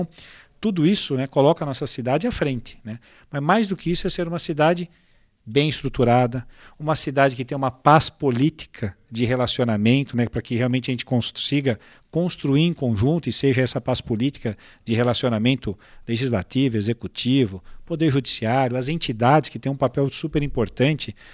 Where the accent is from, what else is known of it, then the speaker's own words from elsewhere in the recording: São José, Brazil; sou de São José